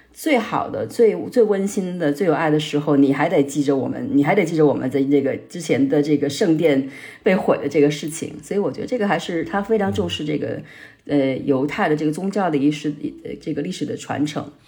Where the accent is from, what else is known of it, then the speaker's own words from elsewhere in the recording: Hubei, China; moved away as an adult; also born or lived in Beijing; now in Israel; 我是嗯。湖北人，在，呃，在北京读书了六年的时间